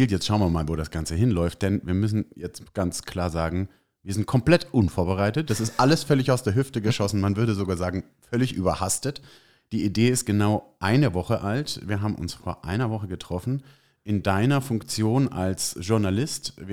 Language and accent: German; Erlangen, Bavaria, Germany; accent: Franconian; Ja, ich bin nicht nur aufgewachsen, sondern auch geboren in Erlangen.